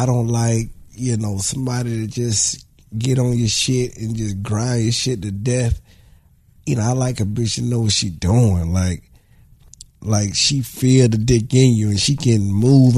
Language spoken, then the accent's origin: English; the South, United States; I'm from the South